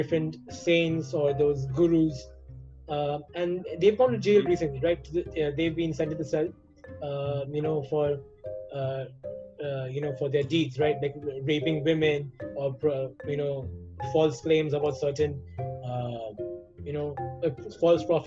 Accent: South India, India; I'm South Indian

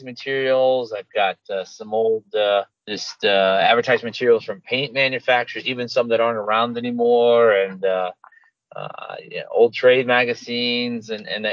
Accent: St. Louis, Missouri, United States; we're from St. Louis

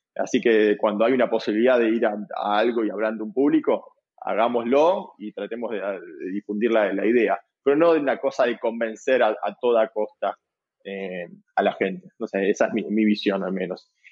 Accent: Buenos Aires, Argentina; yo soy de Buenos Aires, Argentina

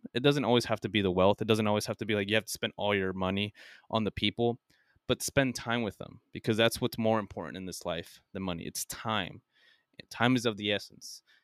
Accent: United States; being American

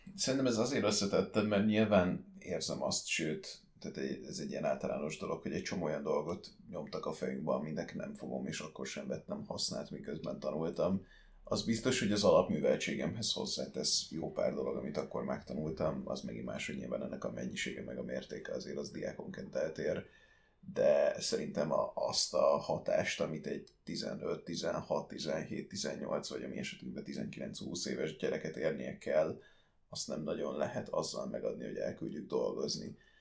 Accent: Sopron, Győr-Moson-Sopron, Hungary; also born or lived in Austria; révén annak, hogy Soproni vagyok

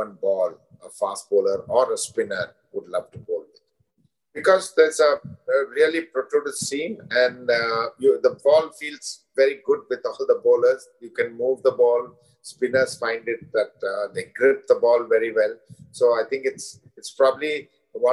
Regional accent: India; as an Indian, and more so as an Indian coach

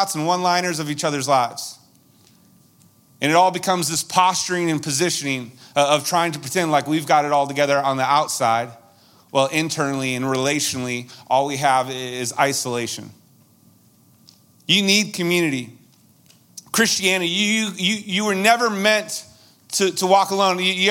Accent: Massachusetts, United States; moved away; Where I grew up out in Massachusetts, they call it a bubbler.

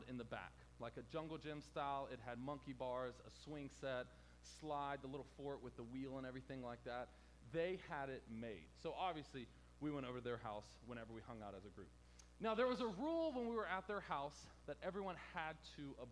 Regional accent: Hampton, Virginia, United States; I grew up in the worst part of Hampton Roads called Hampton

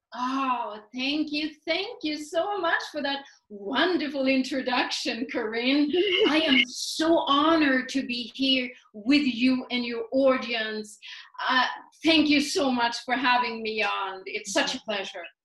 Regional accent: Sweden; moved away as an adult; also born or lived in New York City; now in United States; I was born and raised in Sweden

